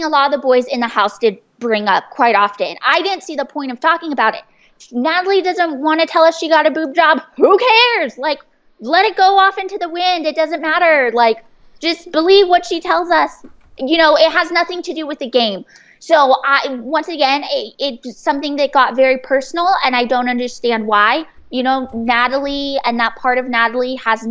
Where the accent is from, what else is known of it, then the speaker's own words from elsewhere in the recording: San Diego, California, United States; I'm from San Diego. I grew up there